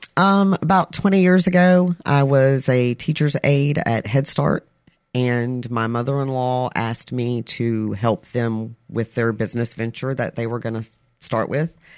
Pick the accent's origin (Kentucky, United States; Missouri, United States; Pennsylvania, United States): Kentucky, United States; Albany; moved away; also born or lived in South Mississippi; I was born and raised in Albany, Kentucky.